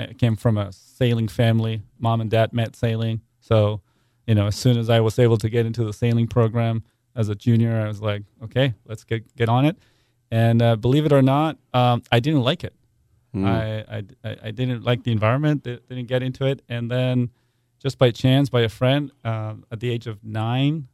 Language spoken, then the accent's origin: English; Buenos Aires, Argentina; moved away; I'm actually from Argentina